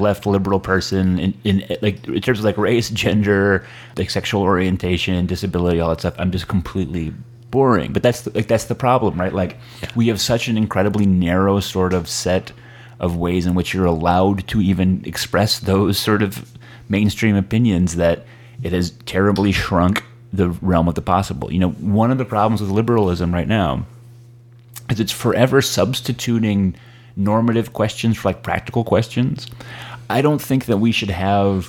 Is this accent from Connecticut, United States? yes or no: yes; Connecticut, United States; moved away as an adult; now in Brooklyn, United States; I live in Brooklyn. Uh, I grew up in Connecticut.